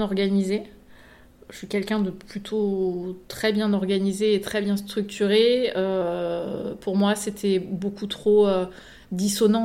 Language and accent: French; Mantes-la-Ville, Île-de-France, France; now in Bordeaux area, France; je viens de Mantes-la-Ville euh, dans le 78